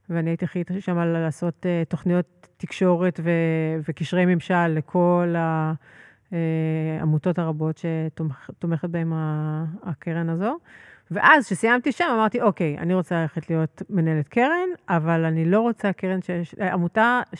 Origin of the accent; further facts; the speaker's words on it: Herzliya, Tel Aviv District, Israel; אני גדלתי בהרצליה פיתוח. אומנם אה, מהפחות עשירים של הרצליה פיתוח